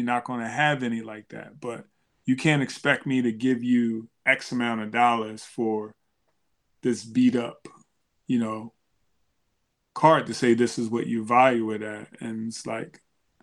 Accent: Philadelphia, Pennsylvania, United States; growing up in Philadelphia, the Broad Street Bullies

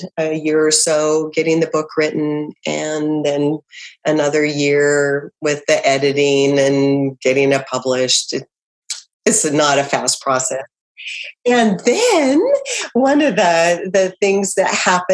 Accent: Idaho, United States; moved away as an adult; also born or lived in Southern California; now in Kentucky, United States; we're from Idaho

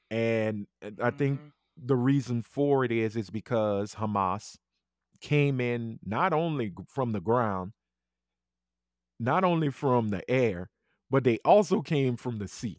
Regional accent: New York, United States; I'm from New York. Fuck that bitch.

